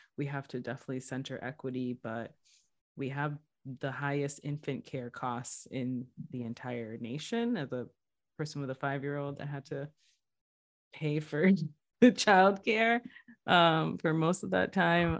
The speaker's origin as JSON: {"language": "English", "town": "New Bedford", "region": "Massachusetts", "country": "United States", "said": "I'm originally from New Bedford, one of the gateway cities, diverse city in Massachusetts"}